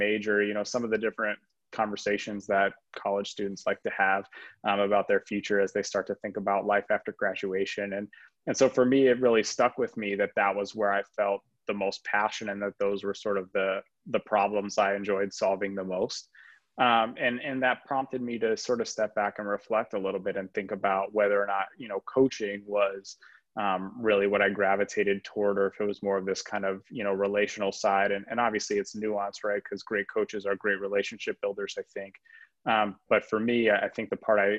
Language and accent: English; Arizona, United States; moved away as an adult; also born or lived in Rhode Island; it was also my hometown. So I had the chance to go back to Arizona